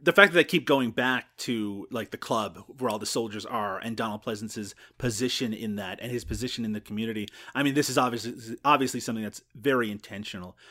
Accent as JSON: {"language": "English", "country": "Canada", "said": "We're Canadian"}